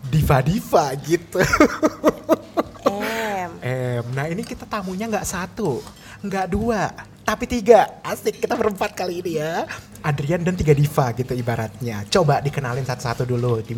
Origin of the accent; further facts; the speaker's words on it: Indonesia; tapi karena kita itu tumbuh dan besar di Indonesia otomatis diva acuannya itu diva-diva Indonesia gitu